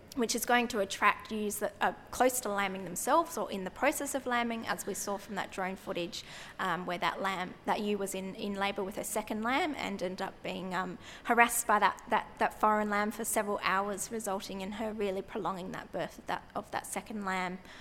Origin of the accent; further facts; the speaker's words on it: Albany, Western Australia, Australia; I grew up in Albany